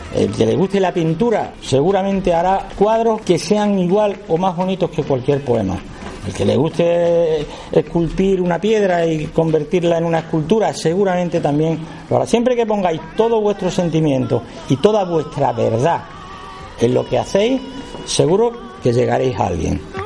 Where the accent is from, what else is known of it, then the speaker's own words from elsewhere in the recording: Badajoz, Extremadura, Spain; accent: Extremaduran; yo nací aquí, en Badajoz, capital, a unos 100 metros de Puerta Palma